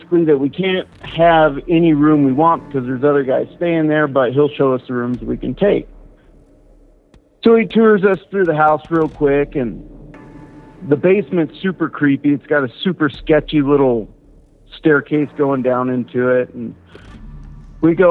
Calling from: Wyoming, United States; I'm calling from Wyoming, southeast corner of Wyoming

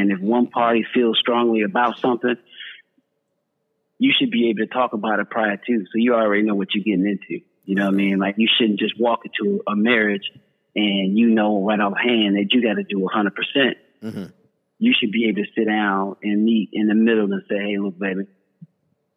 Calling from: San Antonio, Texas, United States; I'm calling from San Antonio, Texas.

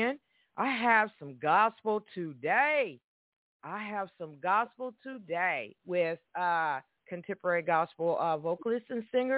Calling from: Evansville, Indiana, United States; I'm calling from Evansville, Indiana

